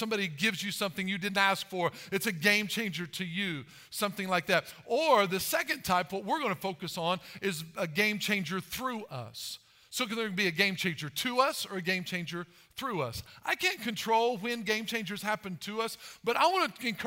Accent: Albion, Illinois, United States; I'm from Albion, so it's not very far from Mount Carmel

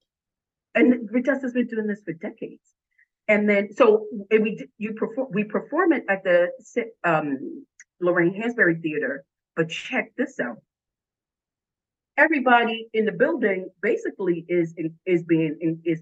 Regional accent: New York, United States; I'm New Yorker.

